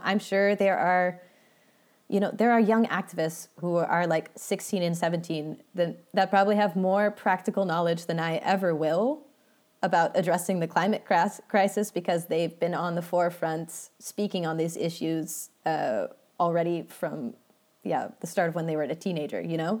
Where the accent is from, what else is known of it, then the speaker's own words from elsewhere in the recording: Redwood City, California, United States; moved away as an adult; also born or lived in Portland; now in Netherlands; grew up in the Bay, uh, grew up in Redwood City